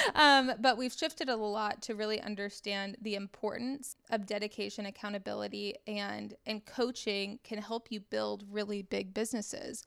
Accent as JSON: {"language": "English", "town": "Dallas", "region": "Texas", "country": "United States", "said": "I'm from Dallas originally"}